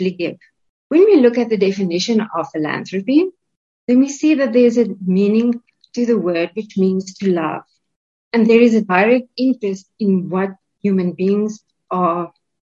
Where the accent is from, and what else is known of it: South Africa